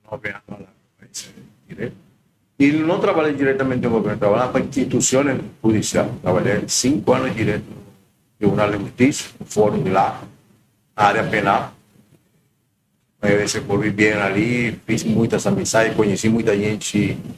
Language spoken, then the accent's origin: Portuguese; Margarita Island, Nueva Esparta, Venezuela; Portuguese is a second language; moved away as an adult; now in Florianópolis, Brazil; sou da Venezuela, eh, moro em uma ilha se chama Margarita, estado do Espaço.